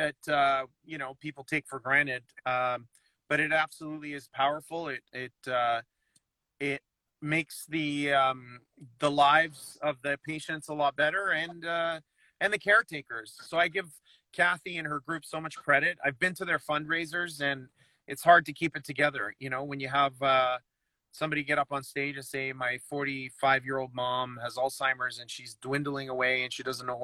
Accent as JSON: {"language": "English", "town": "Toronto", "region": "Ontario", "country": "Canada", "tie": "born or raised there", "said": "being Canadian or growing up in Toronto"}